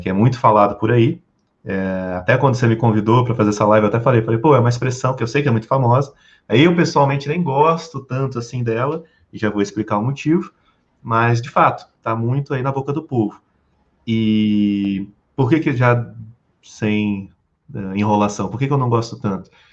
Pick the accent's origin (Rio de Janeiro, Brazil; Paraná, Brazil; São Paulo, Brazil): Rio de Janeiro, Brazil; also born or lived in Porto Alegre / United States; now in Brasília, Brazil; Hoje eu moro em Brasília, moro, eu sou do Rio de Janeiro, morei em Porto Alegre, morei nos Estados Unidos